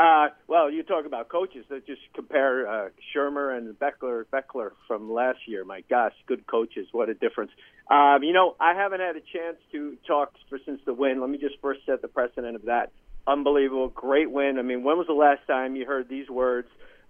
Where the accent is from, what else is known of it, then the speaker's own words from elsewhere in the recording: Cedar Grove, New Jersey, United States; now in Tampa, United States; Oh yeah, I'm from Cedar Grove.